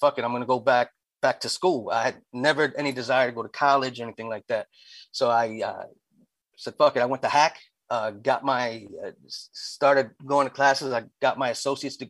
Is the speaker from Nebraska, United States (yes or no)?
no; Lancaster, Pennsylvania, United States; also born or lived in Union City, New Jersey; I came here when I was young. I was from Jersey, but okay. I've been in Lancaster since elementary school.